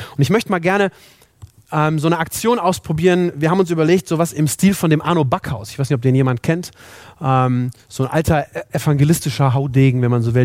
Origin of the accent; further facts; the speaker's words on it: Germany; also born or lived in Minden; in unserem Land, in Deutschland